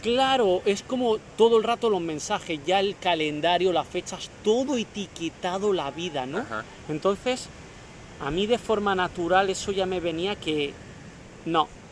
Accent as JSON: {"language": "Spanish", "country": "Spain", "said": "hice la experiencia esta de hacer el Camino de Santiago en mi país"}